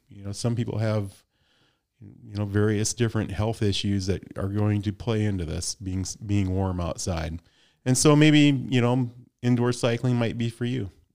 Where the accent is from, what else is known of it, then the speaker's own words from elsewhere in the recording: Midwest, United States; I'm from the Midwest